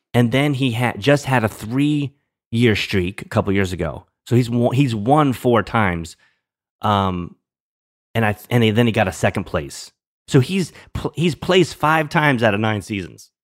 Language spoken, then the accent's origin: English; New Orleans, Louisiana, United States; moved away; I'm from New Orleans, originally from New Orleans